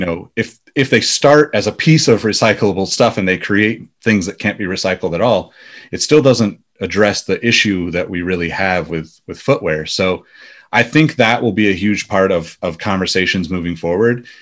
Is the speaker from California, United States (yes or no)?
yes; Sacramento, California, United States; also born or lived in Los Angeles, United States / New York, United States; I ended up moving back to Sacramento, which is my hometown